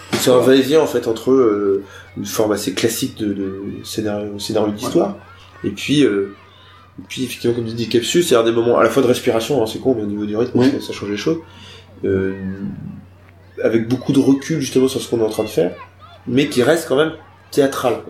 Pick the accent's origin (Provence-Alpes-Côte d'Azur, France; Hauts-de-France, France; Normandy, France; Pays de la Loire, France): Pays de la Loire, France; Nantes; moved away; Moi, je suis arrivé en 2015 à Nantes. Enfin, retourné, parce que je viens de Nantes